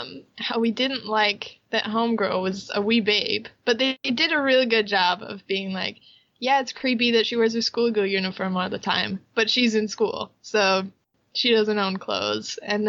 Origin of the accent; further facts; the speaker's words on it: Utah, United States; moved away as an adult; now in Japan; we grew up in Utah.